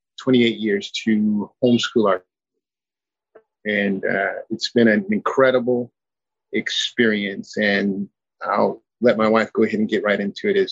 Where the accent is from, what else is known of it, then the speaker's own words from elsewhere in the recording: Paris, United States; also born or lived in Los Angeles, California; I'm the youngest of 11. Was born in a small, born in a city, Los Angeles, California. Reared in a very small rural country town by the name of Paris.